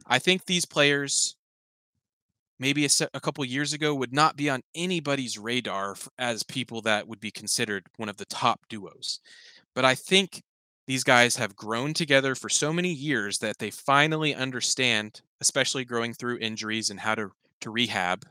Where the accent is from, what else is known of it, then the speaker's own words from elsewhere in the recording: Oklahoma, United States; I'm from Oklahoma